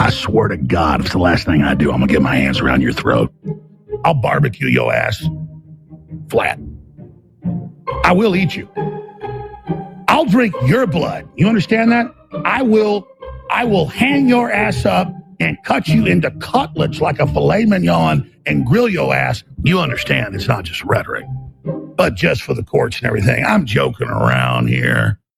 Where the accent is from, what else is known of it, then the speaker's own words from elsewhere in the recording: Dallas, Texas, United States; I grew up in Dallas, Texas with my family doing things like uh, helping take in East German defectors, okay?